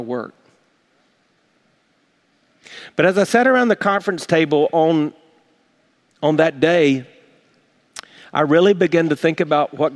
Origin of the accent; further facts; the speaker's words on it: South Carolina, United States; now in Tampa, United States; growing up in South Carolina